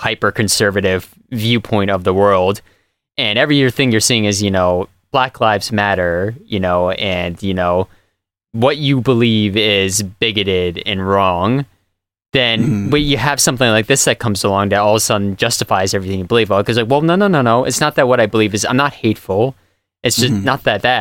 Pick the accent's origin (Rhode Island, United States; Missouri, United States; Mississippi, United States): Rhode Island, United States; Rhode Island, my home state